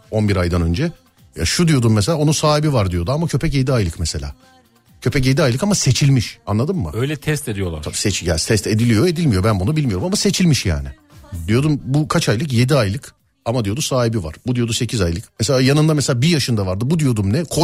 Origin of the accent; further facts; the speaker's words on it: Sivas Province, Turkey; Sivaslı mısınız abi? Biz Sivaslıyız da.